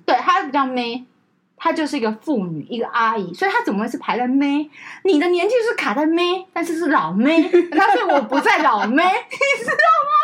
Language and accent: Chinese; Taiwan; 我们台湾人